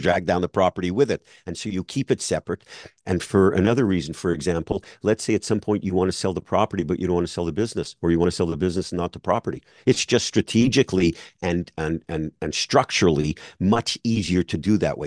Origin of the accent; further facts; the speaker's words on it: Montreal, Quebec, Canada; now in South Florida, United States; I'm in South Florida now, but I grew up in Montreal.